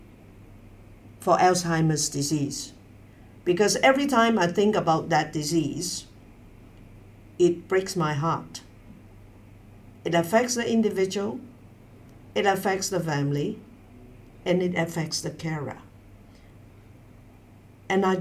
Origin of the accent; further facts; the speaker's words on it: Hong Kong; now in Beijing, China; I was born in Hong Kong, educated in Hong Kong